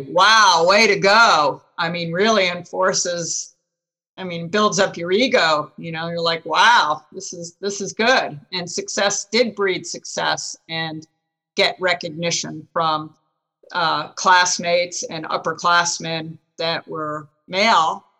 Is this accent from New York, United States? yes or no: no; New Jersey, United States; I grew up in New Jersey and West Point was only an hour away